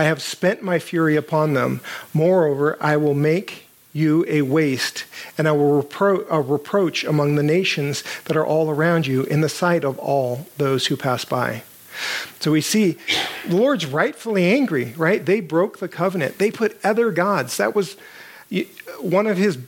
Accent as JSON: {"language": "English", "country": "United States"}